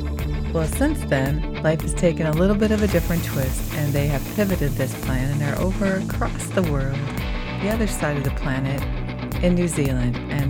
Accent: United States; as a Native American citizen who has not, I have not been to more than probably two of the national parks, and I've lived here my whole life.

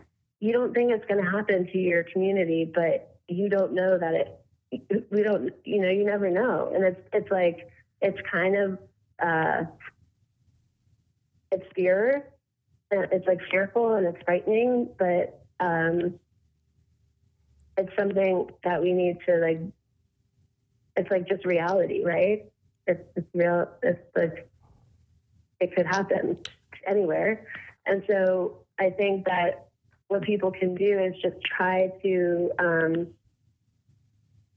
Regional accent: Coral Springs, Florida, United States; I grew up in Coral Springs. I went to school at Douglas.

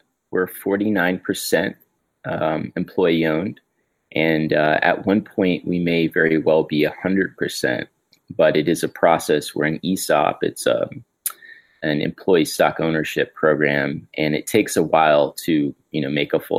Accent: Miami, Florida, United States; Yeah. So I'm from Miami.

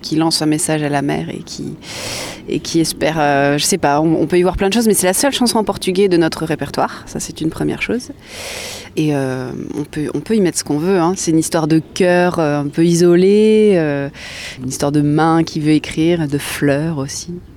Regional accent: Nancy, Grand Est, France; now in Bordeaux, France; Nancy, ma terre natale, euh, que j'affectionne particulièrement

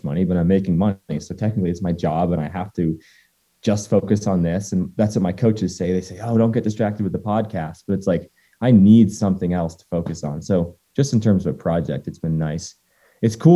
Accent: Waitsfield, Vermont, United States; also born or lived in Cannon Mountain, New Hampshire; my hometown and my home mountain is Sugarbush and Waitsfield, Vermont

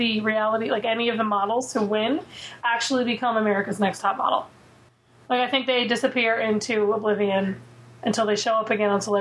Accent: Philadelphia, Pennsylvania, United States; I'm from Philly. I've grown up this area my whole life. My whole family has that accent, but I cannot stand a Philly accent.

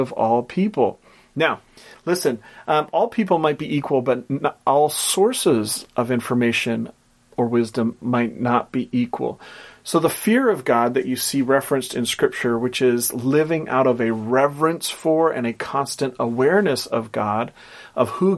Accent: Portland, Oregon, United States; which is a company from my hometown, Portland, Oregon

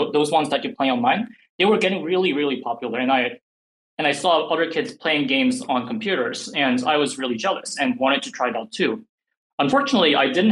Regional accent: South Korea; first language English; even though I grew up in Korea, my first language was actually English.

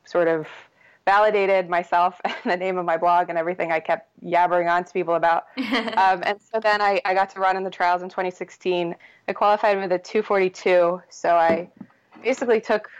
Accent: New Jersey, United States; I grew up in South Jersey, kind of near Atlantic City, about an hour from Philly

